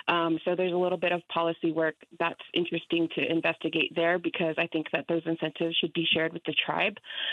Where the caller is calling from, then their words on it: Albuquerque, New Mexico, United States; I'm calling from Albuquerque.